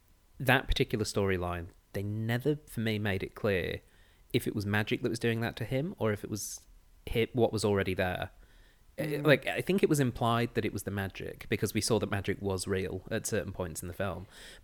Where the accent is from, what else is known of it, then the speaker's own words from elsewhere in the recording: England, United Kingdom; now in Australia; Yes, I'm from the England.